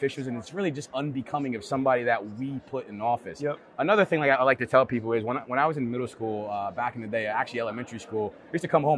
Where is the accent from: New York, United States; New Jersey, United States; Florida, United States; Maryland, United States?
New Jersey, United States; New Brunswick; I was born in New Brunswick, New Jersey to a single mother